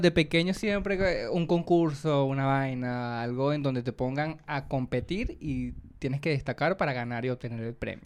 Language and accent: Spanish; Venezuela; accent: Venezuelan; moved away as an adult; also born or lived in Peru; now in Chile; cuando yo estaba en Venezuela